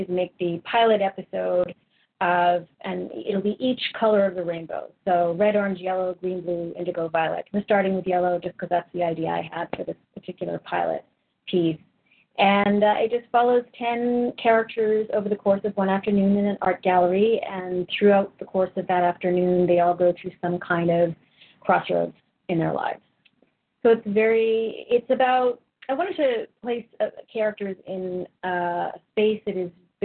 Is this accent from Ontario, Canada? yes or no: no; Vancouver, British Columbia, Canada; moved away as an adult; also born or lived in Kenosha, Wisconsin / Los Angeles; now in Toronto, Canada; I'm originally from Vancouver. I lived there for most of my life